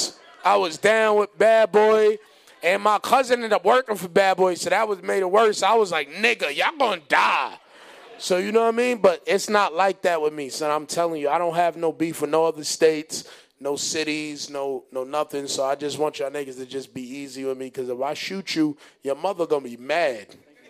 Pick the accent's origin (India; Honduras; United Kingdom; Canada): Honduras; But besides that, I ain't doing no basketball, son. I'm from Honduras.